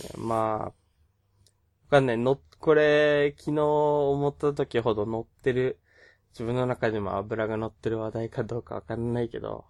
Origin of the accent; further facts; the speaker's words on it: Okinawa, Japan; 沖縄出身なので、まあ、方言出るかもしれないし